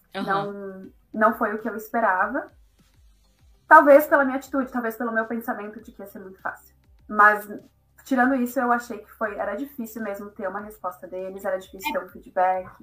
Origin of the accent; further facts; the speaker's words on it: Caxias do Sul, Rio Grande do Sul, Brazil; moved away as an adult; also born or lived in Porto Alegre / Netherlands / Lisbon, Portugal; now in Dublin, Ireland; eu sou gaúcha de Caxias do Sul, no Rio Grande do Sul.